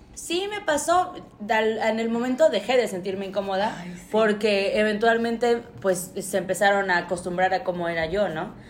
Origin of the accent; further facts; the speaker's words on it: Mexico; nosotros los mexicanos